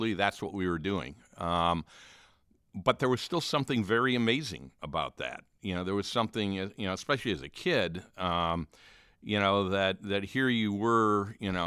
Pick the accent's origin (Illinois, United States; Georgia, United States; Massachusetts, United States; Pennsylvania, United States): Illinois, United States; Chicago; growing up in the Chicago area